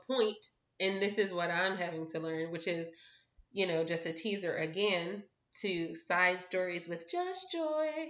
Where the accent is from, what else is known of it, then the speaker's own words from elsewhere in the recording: Philadelphia, Pennsylvania, United States; moved away as an adult; now in Pittsburgh, United States; I'm from Philadelphia. I live now in Pittsburgh